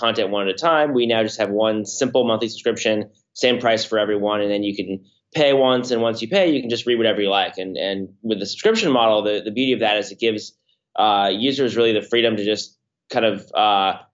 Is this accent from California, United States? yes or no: yes; Palo Alto, California, United States; now in San Francisco, United States; I'm from Palo Alto, but live in San Francisco